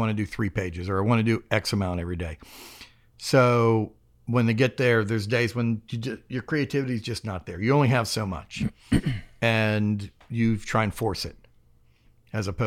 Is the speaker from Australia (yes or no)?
no; Mérida, Yucatán, Mexico; born there; I was born in Mexico, um, in the city of Mérida, um, inside the American consulate, because my dad wanted me to be on American soil